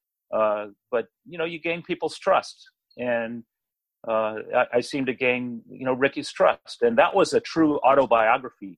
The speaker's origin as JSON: {"language": "English", "area": "Marin County", "region": "California", "country": "United States", "tie": "born or raised there", "said": "my hometown in Marin County"}